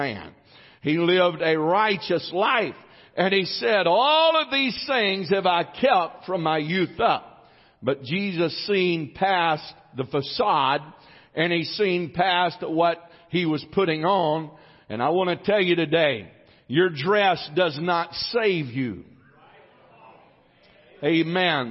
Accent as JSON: {"language": "English", "country": "United States", "tie": "born or raised there", "also_born_or_lived": "Arkansas", "lives_now": "Texas, United States", "said": "I'm an American. Thank God I was born in America"}